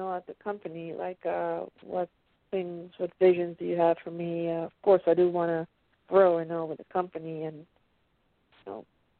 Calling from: Pennsylvania, United States

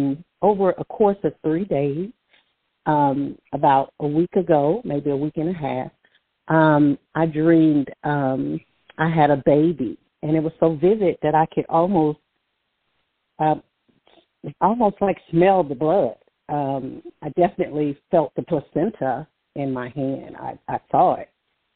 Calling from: Alabama, United States; caller from Alabama.

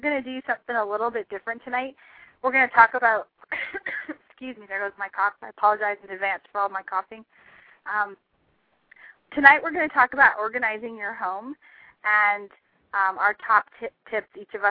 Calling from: Chicago, Illinois, United States; I'm great. I'm live from Chicago, so I'm happy to be here.

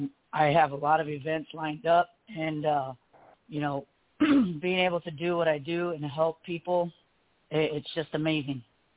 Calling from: Temecula, California, United States; I am calling from Temecula.

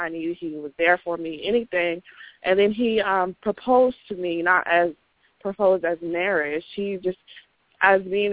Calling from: Dallas, Texas, United States; I'm calling from Dallas

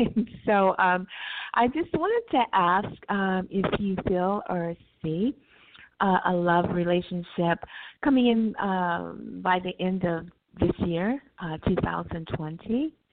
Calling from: California, United States; Right now I'm in California.

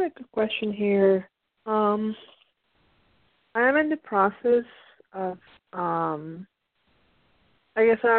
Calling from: Pennsylvania, United States; I'm calling in from the East Coast from Pennsylvania.

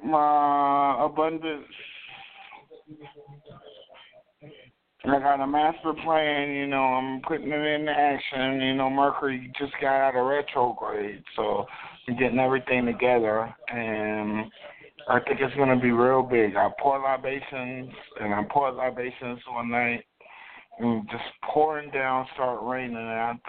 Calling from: Orangeburg, South Carolina, United States; I'm calling from Orangeburg, South Carolina.

